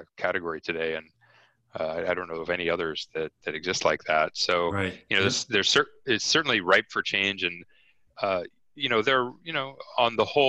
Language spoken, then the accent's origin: English; Canada; I'm Canadian